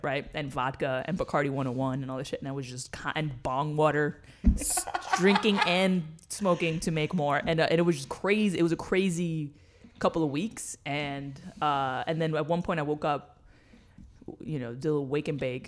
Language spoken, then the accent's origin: English; New York City, New York, United States; moved away; I grew up in New York City.